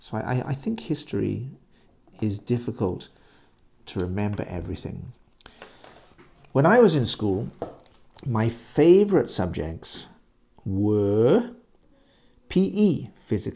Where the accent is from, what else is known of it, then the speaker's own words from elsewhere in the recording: England, United Kingdom; I'm English